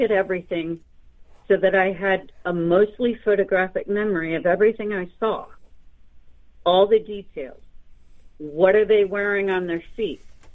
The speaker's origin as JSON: {"language": "English", "region": "central Pennsylvania", "country": "United States", "tie": "born or raised there", "said": "both houses that I grew up in, my father and mother designed it with an architect, and, you know, they built them from the ground up. So we lived in the woods on numerous acres, and, you know, it was large, and it was in a very small town in Pennsylvania."}